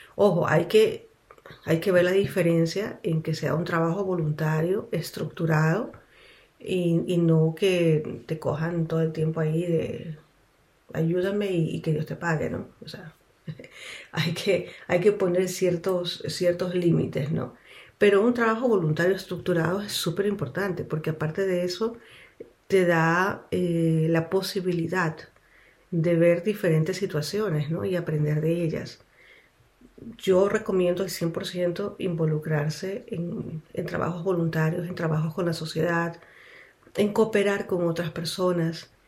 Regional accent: Quito, Pichincha, Ecuador; moved away as an adult; now in Switzerland; nací en Ecuador, en Quito

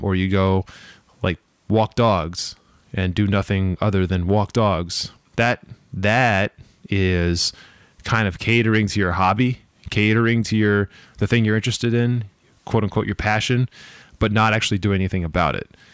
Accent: Boston, Massachusetts, United States; I'm from Boston, the Boston area

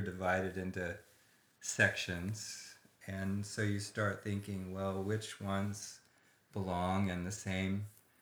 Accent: Corvallis, Oregon, United States; now in Santa Barbara, United States; I grew up in Corvallis, Oregon, in the Willamette Valley

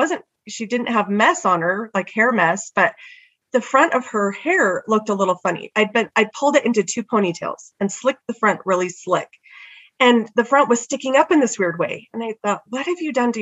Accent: California, United States; now in Utah, United States; I grew up in California, so I had never been skiing.

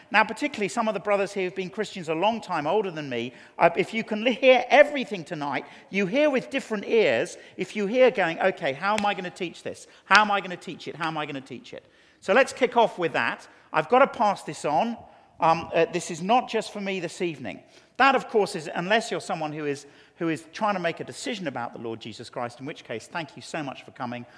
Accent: England, United Kingdom; as an Englishman

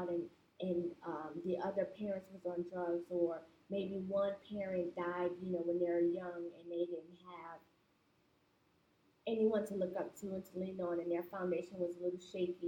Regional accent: New York City, New York, United States; I'm from Brooklyn, New York. So in New York City, where I've grown up

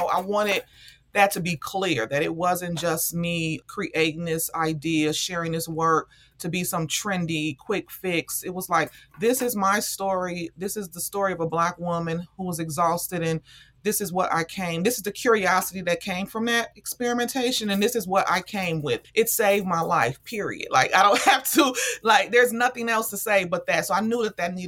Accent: Chicago, Illinois, United States; Chicago, South Side.

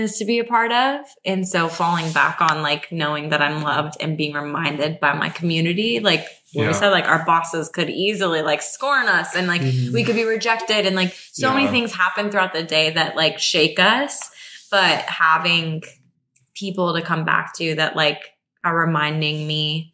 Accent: Phoenix, Arizona, United States; now in Los Angeles, United States; I'm from Phoenix

